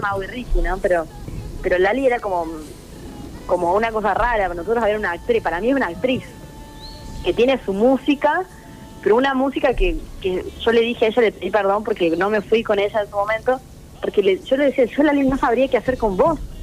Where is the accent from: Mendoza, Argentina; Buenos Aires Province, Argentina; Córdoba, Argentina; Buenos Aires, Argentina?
Córdoba, Argentina; soy cordobesa